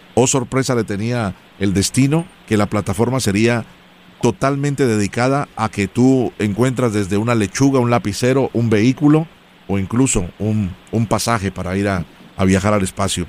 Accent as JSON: {"language": "Spanish", "country": "Colombia", "said": "yo soy original de Colombia"}